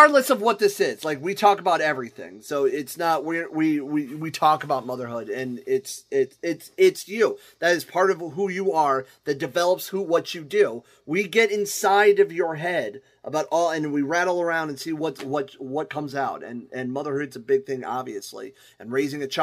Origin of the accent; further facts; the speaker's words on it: Akron, Ohio, United States; now in Toledo, United States; I'm from Akron, Ohio